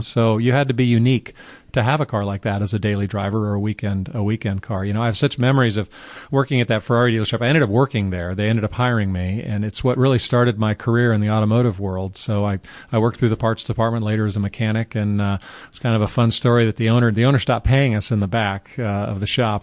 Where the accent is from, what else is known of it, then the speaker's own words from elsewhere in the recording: Carmel, California, United States; I grew up in Carmel, California